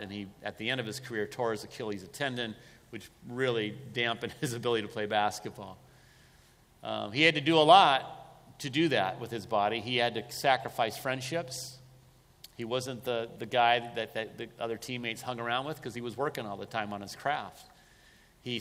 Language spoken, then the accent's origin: English; California, United States; growing up in California, I was a Lakers fan